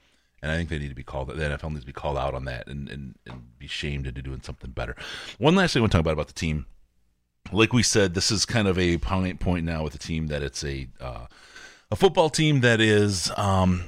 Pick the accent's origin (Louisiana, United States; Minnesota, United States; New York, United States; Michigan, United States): Michigan, United States; Detroit; moved away; I grew up there, but better than all the other places that I've lived